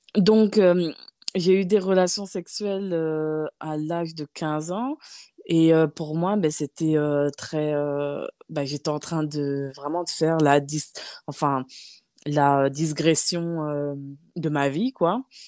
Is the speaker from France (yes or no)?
yes; Nancy, Grand Est, France; moved away as an adult; also born or lived in Gabon / Paris, France; now in Luxembourg; vers l'âge de 10 ans, j'ai, euh, je suis allée vivre chez ma tante à Nancy